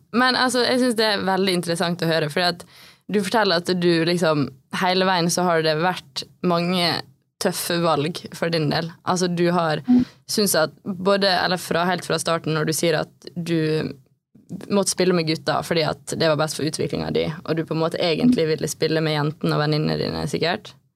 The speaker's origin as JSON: {"language": "Norwegian", "town": "Ålesund", "region": "Møre og Romsdal", "country": "Norway", "tie": "born or raised there", "said": "Vi har jo på en måte vokst opp eh, på samme sted. Vi er begge fra Spjelkavik."}